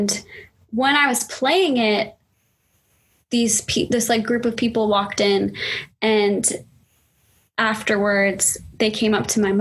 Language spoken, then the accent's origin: English; Arizona, United States; I grew up in Arizona